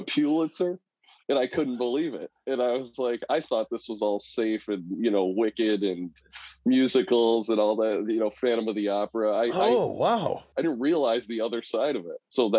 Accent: Kenmore, New York, United States; I grew up here in Kenmore, New York

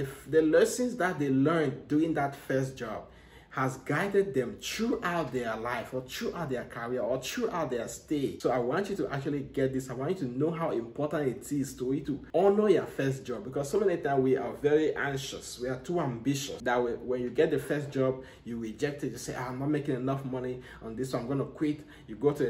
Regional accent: Cameroon; now in United States; I'm from Africa, you know, I'm from Cameroon

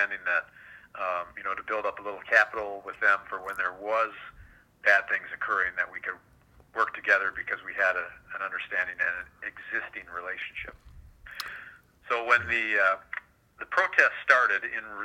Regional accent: Duluth, Minnesota, United States; moved away as an adult; now in Wichita, United States; I was police chief in my hometown of Duluth, Minnesota for 10 years prior to coming here a year ago

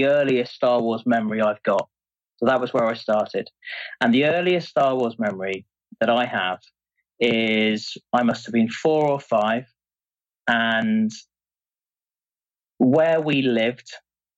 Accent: Exmouth, South West England, United Kingdom; where I grew up, a place called Exmouth, near Exeter in the southwest of England

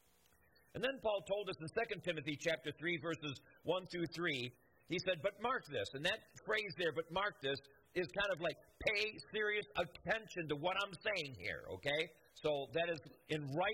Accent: United States; I love America, and I'm an American

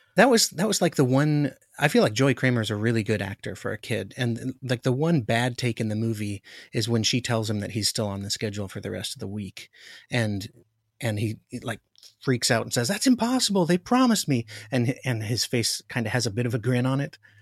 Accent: Alaska, United States; I grew up in Alaska

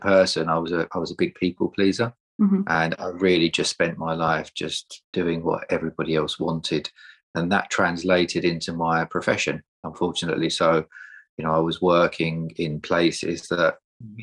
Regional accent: Essex, East of England, United Kingdom; also born or lived in Sheffield; I am from Essex, but I work in North London at the minute

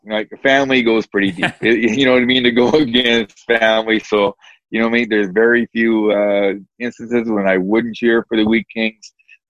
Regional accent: Western Canada, Canada; Like, growing up in Western Canada, every hockey night and game, it was Maple Leaf Gardens.

